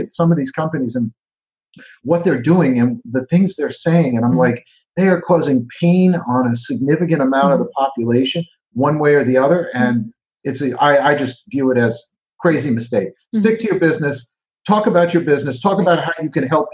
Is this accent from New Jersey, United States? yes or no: yes; New Jersey, United States; I'm Jersey. We have the best pizza. I'm from Jersey